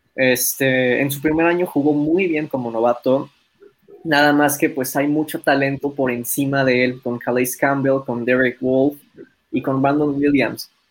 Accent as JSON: {"language": "Spanish", "country": "Mexico", "said": "nosotros siendo mexicanos"}